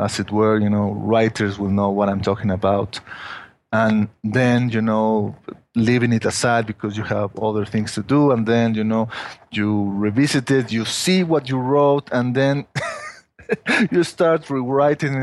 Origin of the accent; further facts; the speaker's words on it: Mexico; English is a second language; I'm not a native, you know, English speaker, you know, that I was born in Mexico, from Mexican family, and I've lived here in Mexico all my life